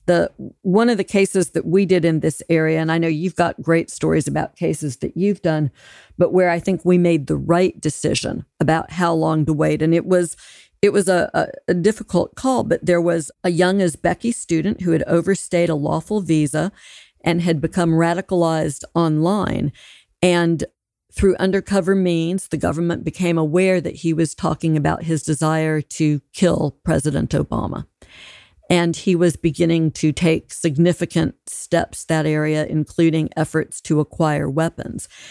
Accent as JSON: {"language": "English", "region": "Alabama", "country": "United States", "said": "So I'm from Alabama. That's a militia country."}